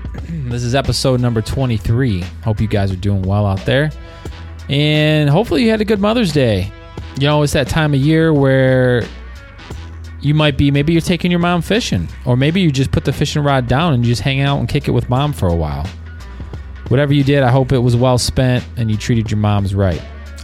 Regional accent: downstate by Detroit area, Michigan, United States; now in Traverse City, United States; originally from downstate by Detroit area.

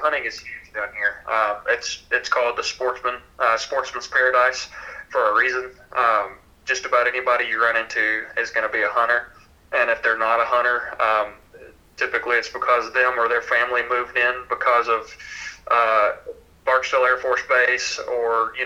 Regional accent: Louisiana, United States; I'm from Louisiana

